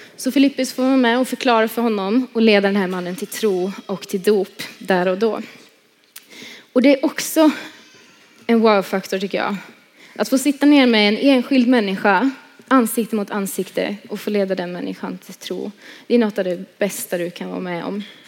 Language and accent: Swedish; Tibro, Västra Götaland, Sweden; jag kommer från Tibro som ni hörde. Eh, born and raised där